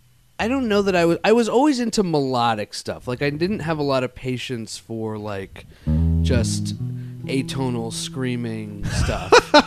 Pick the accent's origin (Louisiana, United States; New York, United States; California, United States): New York, United States; New York City; I grew up in Manhattan.